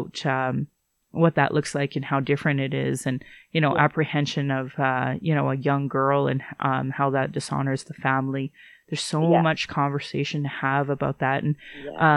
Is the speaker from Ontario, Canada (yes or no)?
no; Alberta, Canada; also born or lived in Calgary / Sylvan Lake / Fort McMurray / Yorkton; I was born here in Calgary, but I grew up all in Alberta